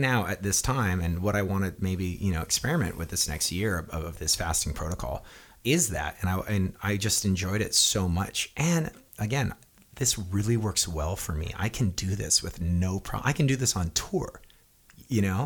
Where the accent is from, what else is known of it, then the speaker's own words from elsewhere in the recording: Hawaii, United States; moved away; growing up in Hawaii